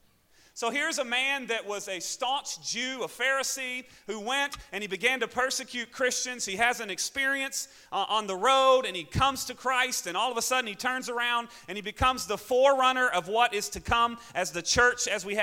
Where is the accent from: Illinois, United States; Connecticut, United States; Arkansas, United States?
Arkansas, United States; accent: southern; Arkansas; moved away as an adult; also born or lived in Springfield, Missouri; now in Syracuse, United States; I'm from Arkansas